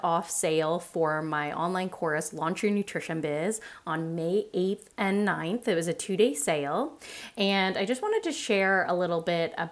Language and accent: English; Canada; Being a Canadian myself, a Canadian nutritionist myself